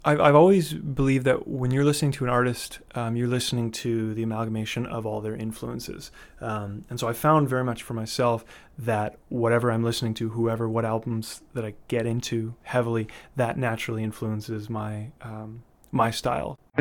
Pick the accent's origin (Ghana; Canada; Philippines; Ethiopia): Canada; Winnipeg, Manitoba; moved away as an adult; also born or lived in Vancouver; I grew up in Winnipeg, um, Manitoba, heart of the Canadian prairies